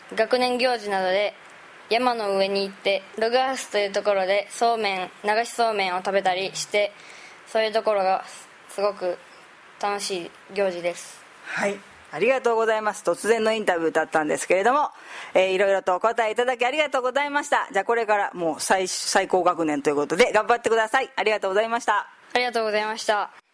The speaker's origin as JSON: {"language": "Japanese", "region": "Shizuoka", "country": "Japan", "tie": "born or raised there", "moved": "yes", "lives_now": "Maizuru, Japan", "said": "静岡出身なんですけれども"}